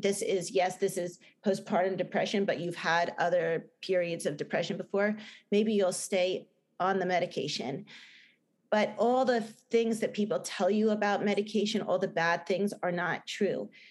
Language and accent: English; New Jersey, United States; accent: Jersey; my bad Jersey accent